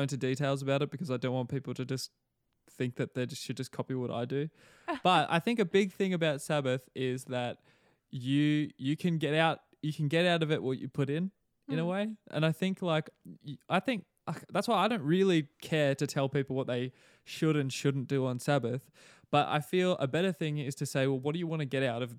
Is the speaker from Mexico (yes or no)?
no; Australia; now in New Zealand; a lot of the Kiwis here have not even realized I'm Australian, because my accent, it hasn't become a Kiwi accent, but it's just not a very pronounced Australian one.